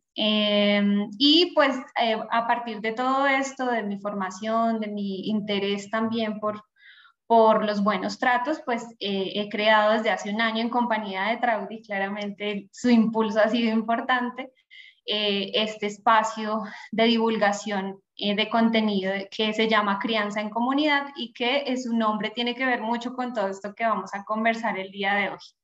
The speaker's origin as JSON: {"language": "Spanish", "region": "Bogotá", "country": "Colombia", "said": "yo soy colombiana, rola, decimos por acá, bogotana"}